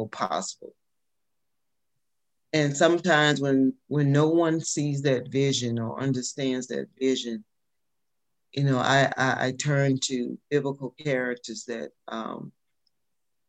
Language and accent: English; Alabama, United States; moved away as an adult; also born or lived in Washington, D.C. / North Carolina / Detroit; I'm from Alabama.